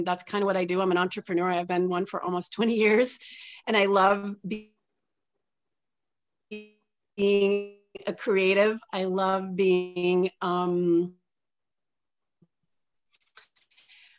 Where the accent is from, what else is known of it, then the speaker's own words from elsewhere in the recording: Johnstown, New York, United States; moved away as an adult; also born or lived in Bend, Oregon; now in Adirondacks, United States; I'm a New Yorker. I grew up 3 hours from here in a little town called Johnstown